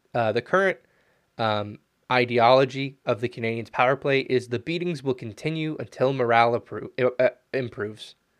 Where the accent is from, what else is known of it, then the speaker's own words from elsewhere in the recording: United States; being an American